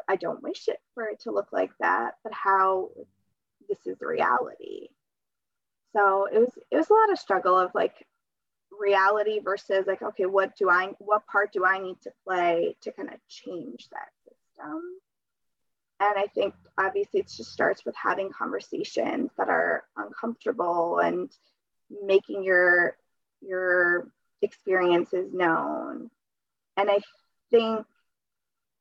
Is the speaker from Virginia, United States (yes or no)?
no; Connecticut, United States; English is a second language; I was born in Connecticut.